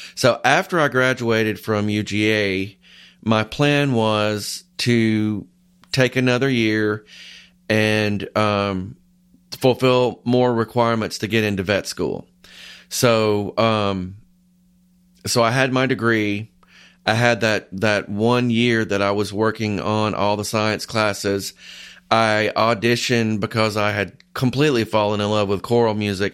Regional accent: Carnesville, Georgia, United States; I grew up in a small town in North Georgia called Carnesville.

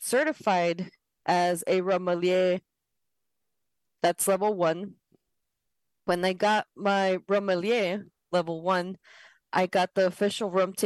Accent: Ecuador; I'm from South America, Ecuador specifically

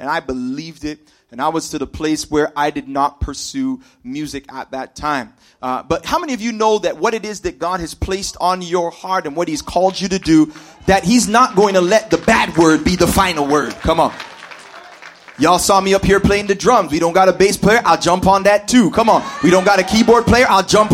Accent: Toronto, Ontario, Canada; I grew up here in Scarborough. I'm a Scarborough man, fam.

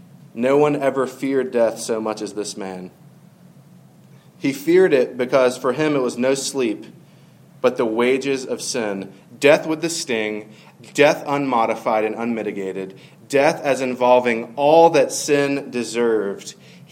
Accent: South Florida, United States; also born or lived in middle Georgia, United States; when I was 8, we moved from God's country, middle Georgia, to a terrible, terrible place known as South Florida.

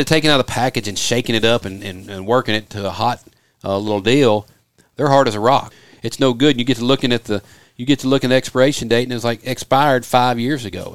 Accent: Memphis, Tennessee, United States; moved away; growing up outside of Memphis, Tennessee

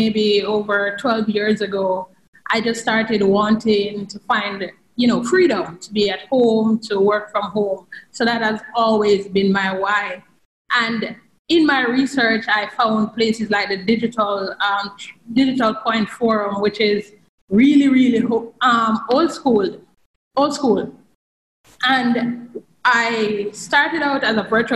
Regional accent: Jamaica; I'm from Jamaica

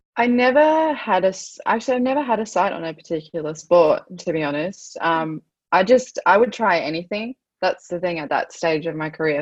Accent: Australia; I'm Australian, but I'm also I'm Aboriginal.

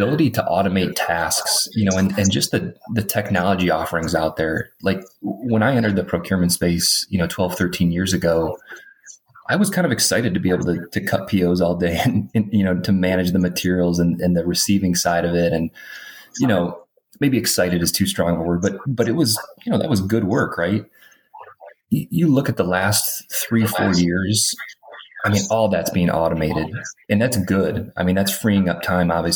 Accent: Detroit, Michigan, United States; So I grew up in Metro Detroit, like manufacturing, blue collar background.

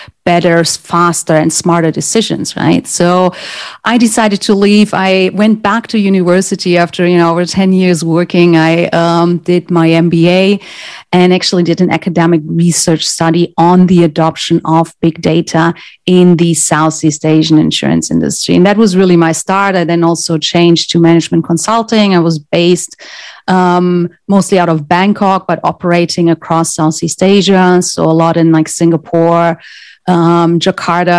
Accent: Germany; English is a second language; moved away; I'm originally from Germany

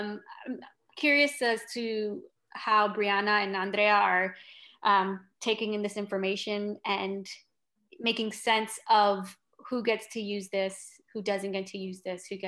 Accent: New York City, New York, United States; also born or lived in Bronx, New York; Yeah, I mean, I'm not from the Bronx, I'm from Brooklyn, but I lived in the Bronx for long enough in Castle Hill where J-Lo is from.

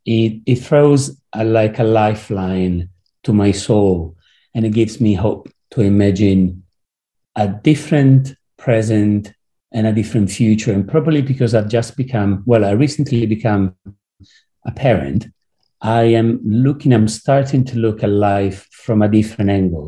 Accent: Rome, Lazio, Italy; now in London, United Kingdom; I was born in Rome, obviously with all whatever it means from the point of view of the belief and Catholicism. But then I moved to London

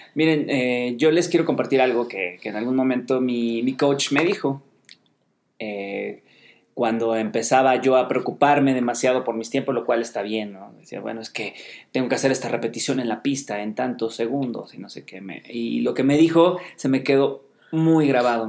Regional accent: Mexico City, Mexico; Nosotros somos de Ciudad de México, eh, acá en México

